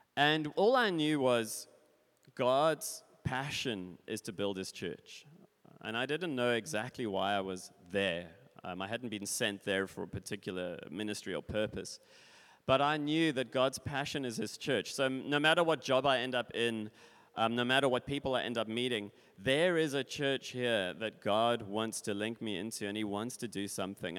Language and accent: English; Cape Town, Western Cape, South Africa; moved away as an adult; now in Switzerland; I was born in Cape Town. I grew up in Cape Town